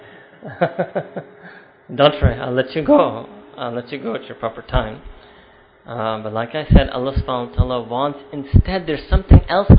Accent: New York City, New York, United States; my hometown of New York City

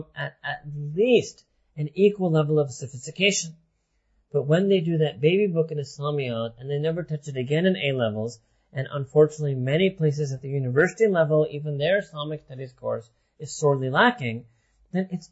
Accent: United States; when we were growing up in America

